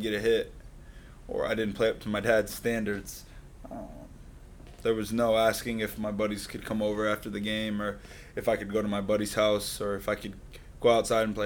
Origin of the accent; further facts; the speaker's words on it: Boynton Beach, Florida, United States; grew up here in Palm Beach County. Grew up in Boynton Beach.